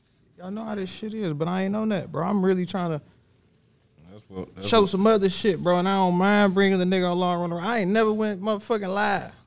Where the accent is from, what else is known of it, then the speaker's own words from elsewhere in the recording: Ecorse, Michigan, United States; I was from Ecorse